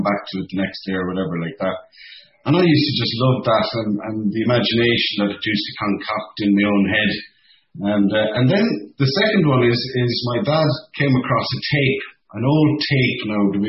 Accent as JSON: {"language": "English", "town": "Cork", "region": "Munster", "country": "Ireland", "tie": "born or raised there", "said": "when I was a small lad growing up in Cork City"}